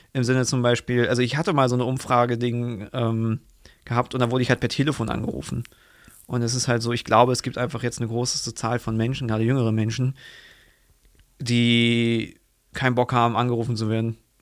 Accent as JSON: {"language": "German", "country": "Germany", "said": "als Deutscher"}